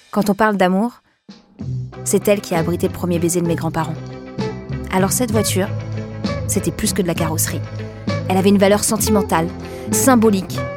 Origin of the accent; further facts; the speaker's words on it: Larmor-Plage, Brittany, France; now in Paris, France; aujourd'hui à Paris, mais j'ai grandi dans le Morbihan, à côté de l'océan, dans une petite ville côtière de 8000 habitants, l'Armor Plage.